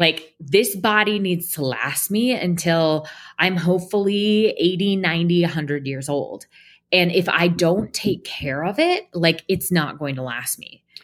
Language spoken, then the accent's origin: English; Portland, Oregon, United States; I was born and raised in Portland, Oregon